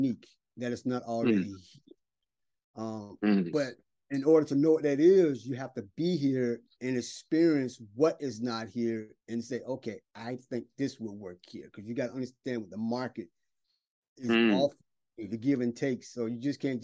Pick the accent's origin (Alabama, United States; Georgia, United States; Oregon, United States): Georgia, United States; Brunswick; moved away as an adult; now in Shanghai, China; I'm from South Georgia where it's hot